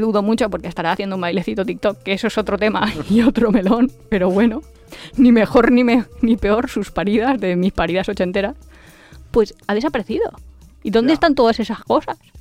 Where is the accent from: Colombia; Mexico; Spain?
Spain; Valencia, Valencian Community; yo soy de Valencia